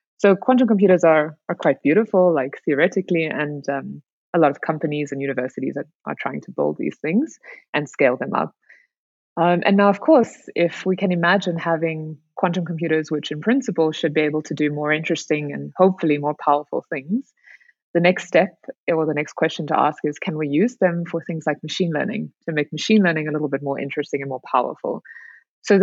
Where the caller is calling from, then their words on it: South Africa; I'm good, thanks. I'm calling in from South Africa, actually.